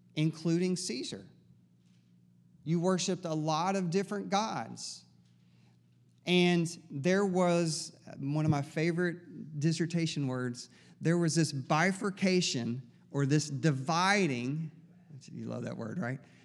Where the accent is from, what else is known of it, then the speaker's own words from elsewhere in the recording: East Tennessee, United States; I'm from East Tennessee